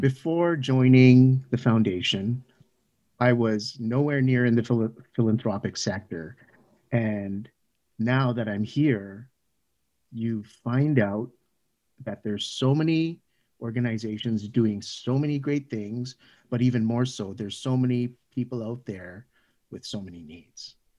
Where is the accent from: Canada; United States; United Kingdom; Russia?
Canada; a Canadian child born, uh, from Filipino immigrant parents